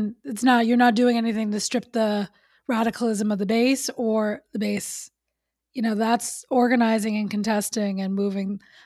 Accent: New York City, New York, United States; I grew up in New York City

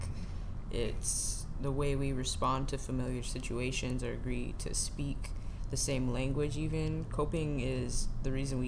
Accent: San Francisco, California, United States; I'm from the Bay

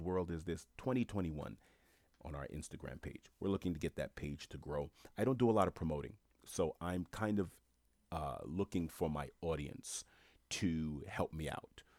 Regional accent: New York City, New York, United States; I'm a black man born and raised in New York City

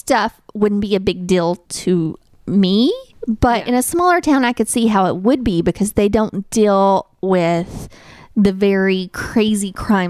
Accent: little town in Tennessee, United States; And in my hometown, it's just a different life.

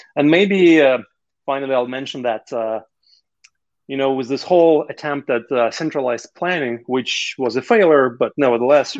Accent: Russia; moved away as an adult; i was uh, 27 when i left russia

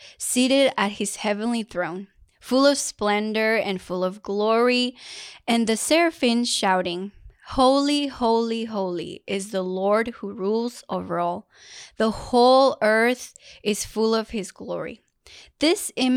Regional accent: Mexico; first language Spanish; English is a second language; moved away; I was blessed to be born in Mexico and to have Spanish as my first language.

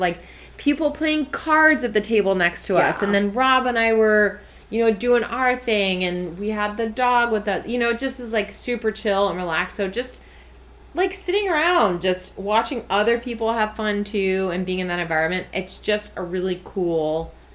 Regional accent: Brazil; moved away; also born or lived in Midwest, United States; someone that like was born and raised in Brazil

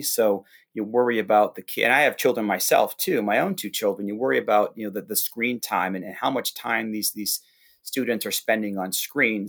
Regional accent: Hampton, New Hampshire, United States; my hometown in, in Hampton, New Hampshire

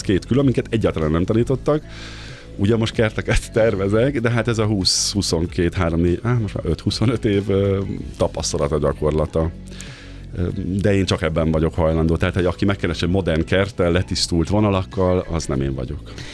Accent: Great Hungarian Plain, Hungary; now in Budapest, Hungary; Én is Alföldi vagyok egyébként, anyukám egy kertjében mindig kapáltattak bennünket

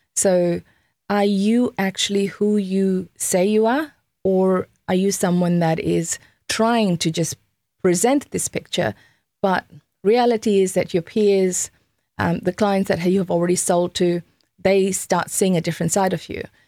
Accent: Fiji; I'm from Fiji Islands

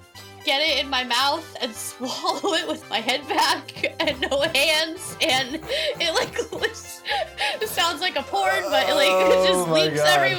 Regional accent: Pennsylvania, United States; my home state, Pennsylvania

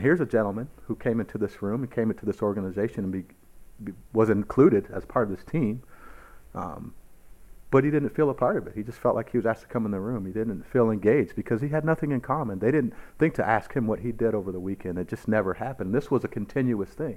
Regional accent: Cedar Rapids, Iowa, United States; growing up in, in Iowa, growing up in Cedar Rapids, uh, where we're from here

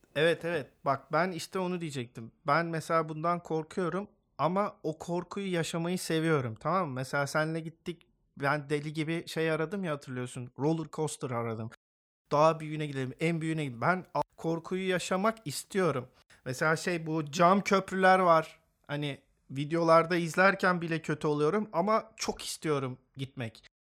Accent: Istanbul, Turkey; moved away; also born or lived in Esenler, Istanbul; ilkokulu orada okudum.

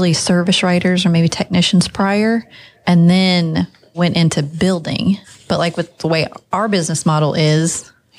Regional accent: Oklahoma, United States; born or raised there

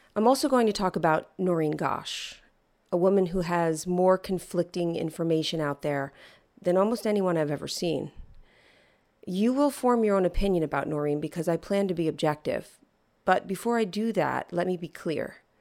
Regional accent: East Coast, United States; I'm from the East Coast

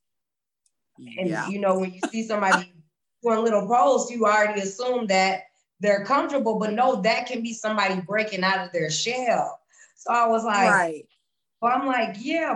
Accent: Minnesota, Midwest, United States; I'm from Illinois, Minnesota

